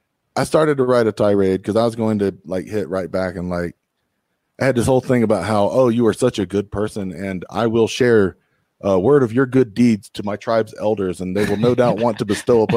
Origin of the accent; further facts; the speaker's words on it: the South, United States; I'm from the South.